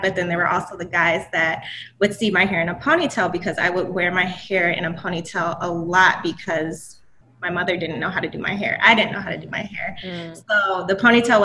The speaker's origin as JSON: {"language": "English", "town": "Cleveland", "region": "Ohio", "country": "United States", "tie": "born or raised there", "moved": "as an adult", "said": "I was born in Cleveland, Ohio. I have traveled around the country recently, moving from state to state"}